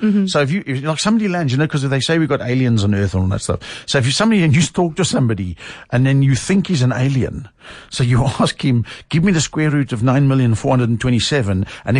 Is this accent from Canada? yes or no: no; South Africa; I love being a South African. It's cool.